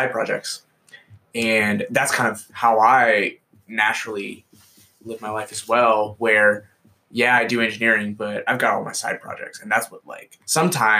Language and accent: English; United States; I'm Asian American